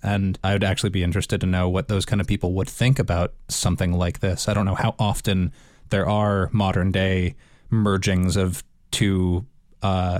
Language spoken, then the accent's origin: English; United States; now in Northern Ireland, United Kingdom; I know full well I'm an American